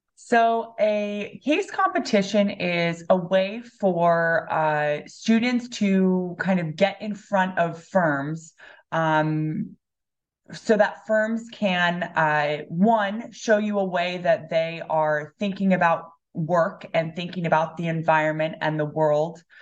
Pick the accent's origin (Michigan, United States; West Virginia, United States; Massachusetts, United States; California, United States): California, United States; Los Angeles; also born or lived in Spain; now in Ann Arbor, United States; I'm originally from Los Angeles, California.